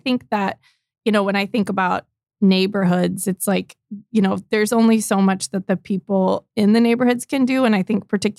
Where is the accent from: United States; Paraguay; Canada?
United States; East Coast; born there; now in Tulsa, United States; So I was born on the East Coast. My family moved quite a bit when I was younger, but I moved to Tulsa about 11 years ago after grad school.